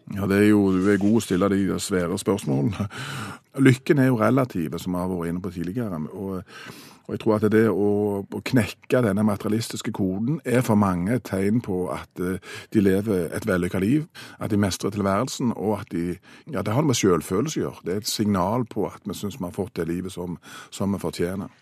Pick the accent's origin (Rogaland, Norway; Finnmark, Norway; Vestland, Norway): Rogaland, Norway; Stavanger; Stavanger har vært der vi kommer fra